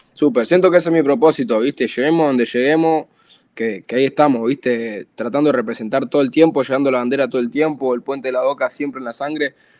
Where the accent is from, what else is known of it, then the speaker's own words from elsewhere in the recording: Buenos Aires, Argentina; yo soy del barrio La Boca, yo soy muy fiel a mi barrio, a mi tierra